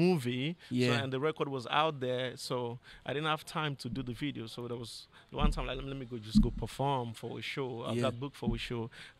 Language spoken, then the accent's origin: English; Sierra Leone